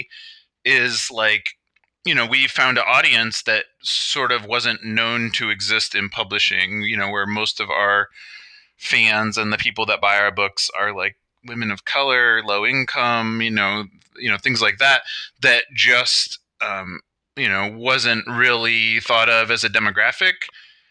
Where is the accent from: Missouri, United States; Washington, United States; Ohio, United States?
Ohio, United States; Cleveland; I grew up in Cleveland, like in the 70s